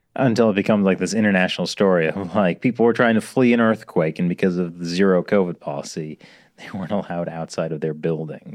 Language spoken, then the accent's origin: English; California, United States; I'm from California